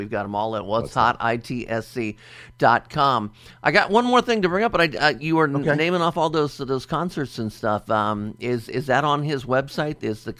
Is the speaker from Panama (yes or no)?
no; Dayton, Ohio, United States; Right here in Dayton, Ohio, my hometown.